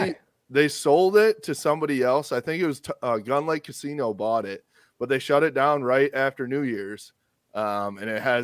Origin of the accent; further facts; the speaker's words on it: Grand Rapids, Michigan, United States; I'm from Grand Rapids and went to school there.